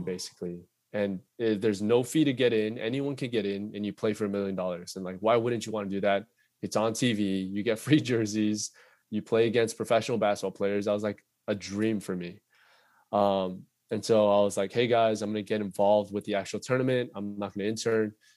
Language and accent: English; United States; being Korean American